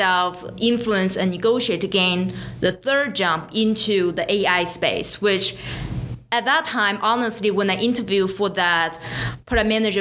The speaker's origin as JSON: {"language": "English", "country": "China", "moved": "as an adult", "lives_now": "United States", "said": "I came from China 10 years ago."}